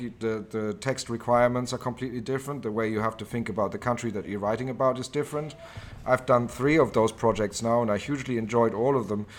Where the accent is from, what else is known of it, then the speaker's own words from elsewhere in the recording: Germany; moved away as an adult; also born or lived in Oxford, United Kingdom / London, United Kingdom; now in Thailand; I was born in Germany and lived there the, uh, first eighteen years of my life